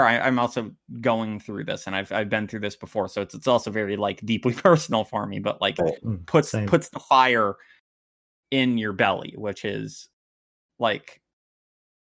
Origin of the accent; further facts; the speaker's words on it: United States; I'm an American leftist